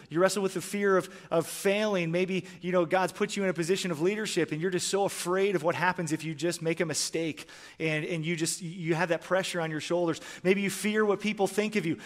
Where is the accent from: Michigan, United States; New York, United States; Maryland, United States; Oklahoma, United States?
Michigan, United States; moved away; also born or lived in Canada; I grew up in Michigan, and I started playing hockey when I was four years old.